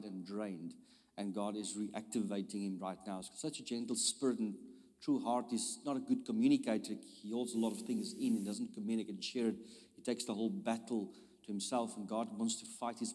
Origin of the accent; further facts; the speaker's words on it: South Africa; I'm from South Africa.